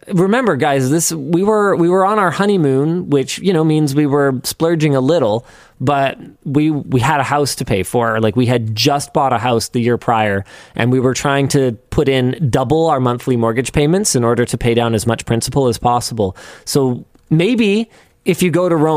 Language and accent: English; Canada; we're from Canada, where places are really big